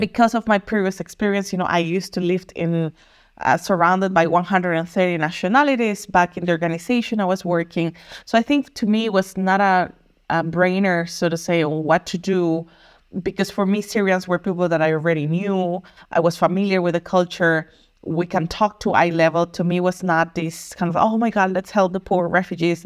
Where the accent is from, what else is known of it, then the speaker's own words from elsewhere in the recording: Costa Rica; moved away as an adult; also born or lived in Germany; now in Berlin, Germany; I'm originally from Costa Rica